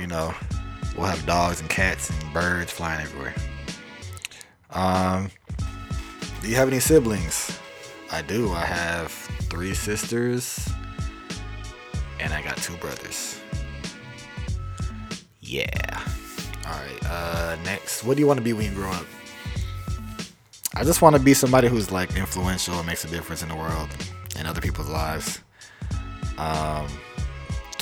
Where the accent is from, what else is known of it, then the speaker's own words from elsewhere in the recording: Atlanta, Georgia, United States; I was born in Atlanta, Georgia.